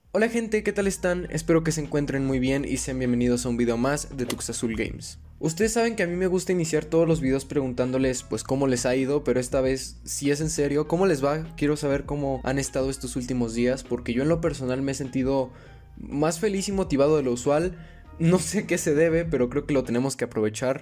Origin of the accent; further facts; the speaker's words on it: Mexico; mis padres nacieron en México, yo nací en México